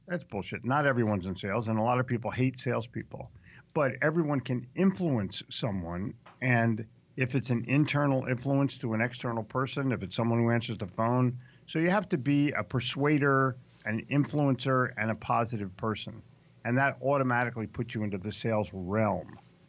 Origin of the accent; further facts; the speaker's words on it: Philadelphia, Pennsylvania, United States; also born or lived in New York; I'm from Philly.